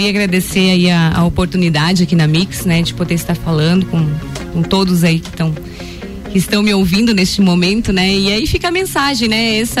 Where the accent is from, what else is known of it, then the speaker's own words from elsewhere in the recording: Três Cachoeiras, Rio Grande do Sul, Brazil; moved away as an adult; also born or lived in Torres; now in Lages, Brazil; Não, não sou, sou natural de Torres morava em Três Cachoeiras até os meus 19 anos, então um beijo para todo mundo de lá.